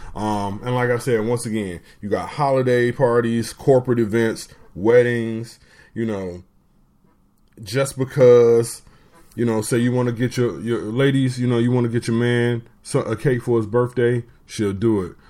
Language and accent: English; Detroit, Michigan, United States; I am from Detroit